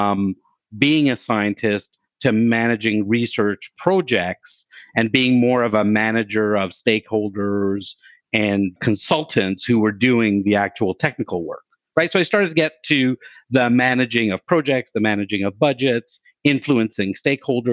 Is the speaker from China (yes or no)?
no; Canada; I'm Canadian